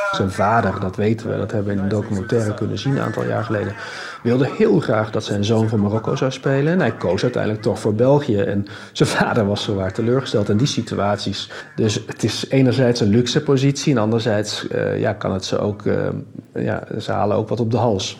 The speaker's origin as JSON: {"language": "Dutch", "country": "Netherlands", "tie": "born or raised there", "said": "ik ben geboren en getogen in Nederland, maar 100% Belg dankzij twee West-Vlaamse ouders"}